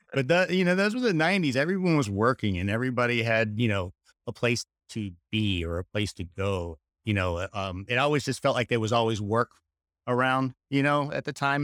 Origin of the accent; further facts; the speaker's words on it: Charlotte, North Carolina, United States; moved away; Charlotte, which is where I was born and raised, just north of Charlotte